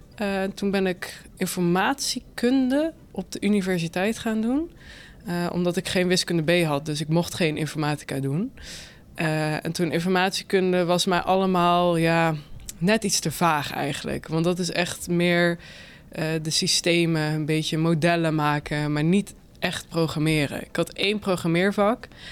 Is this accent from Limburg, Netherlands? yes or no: yes; Limburg, Netherlands; moved away as an adult; also born or lived in Utrecht; now in Nieuwegein, Netherlands; ik woon nu in Nieuwegein, maar kom eigenlijk uit Limburg